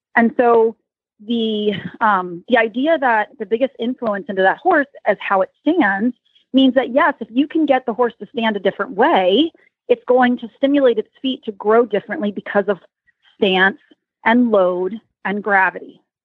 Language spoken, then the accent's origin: English; Lancaster County, Pennsylvania, United States; something comes out and shows I'm from Lancaster County